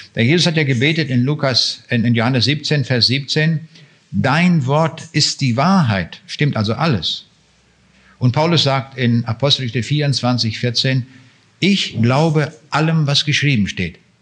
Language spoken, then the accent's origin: German; Germany; für uns Deutsche